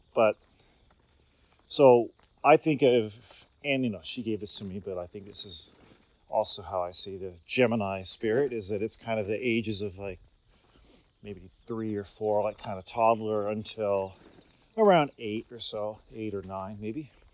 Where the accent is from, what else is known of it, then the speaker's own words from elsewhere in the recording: United States; moved away; as an American who's Gen X, born in 73